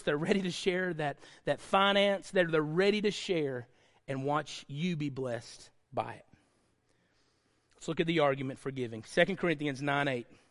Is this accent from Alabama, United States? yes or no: yes; Lickskillet, Alabama, United States; growing up in Lickskill, Alabama